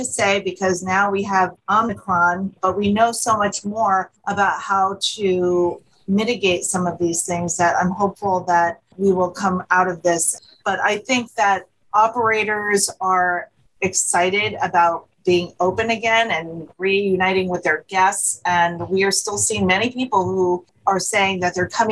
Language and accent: English; Monmouth County, New Jersey, United States; moved away as an adult; now in Philadelphia, United States; I'm originally from the Northern New Jersey shore. I grew up in a small little town in Monmouth County, New Jersey, and I came to Philadelphia to go to college in the mid-80s, and I have never left.